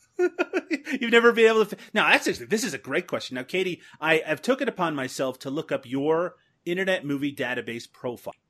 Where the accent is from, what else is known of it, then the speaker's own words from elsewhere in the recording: Canada; Canadians like myself have a reputation for wearing a lot of denim